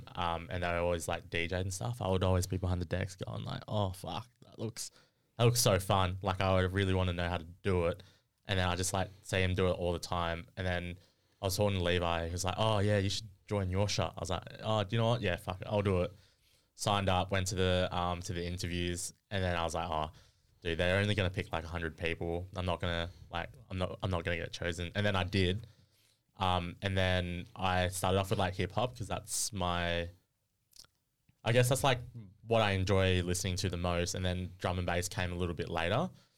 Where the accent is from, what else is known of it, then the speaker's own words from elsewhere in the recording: Albany, New York, United States; But yeah, I'm from Albany.